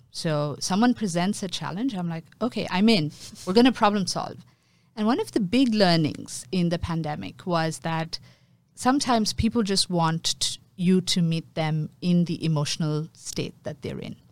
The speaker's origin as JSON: {"language": "English", "town": "Mumbai", "region": "Maharashtra", "country": "India", "tie": "born or raised there", "moved": "yes", "lives_now": "Singapore", "said": "I grew up in Mumbai, um, which is my hometown."}